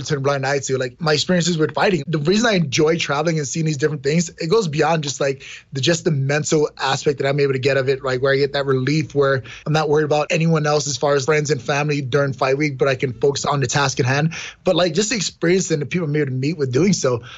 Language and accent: English; New York City, New York, United States; I grew up in New York City, in Brooklyn, New York